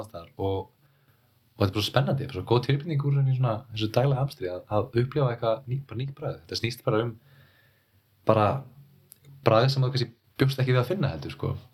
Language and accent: Icelandic; Iceland; moved away; also born or lived in Berlin; ég er frá Íslandi